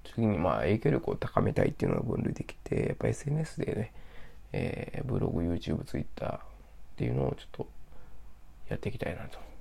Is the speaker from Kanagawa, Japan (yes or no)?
no; Osaka, Japan; moved away; 私は大阪出身なんですけど